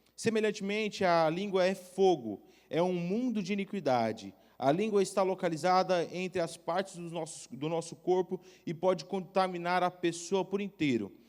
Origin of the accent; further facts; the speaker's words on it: Goiânia, Goiás, Brazil; now in Blumenau, Brazil; eu sou de Goiânia